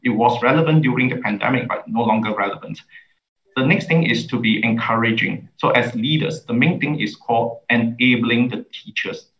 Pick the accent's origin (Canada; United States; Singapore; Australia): Singapore; as a Singaporean, uh, I love my country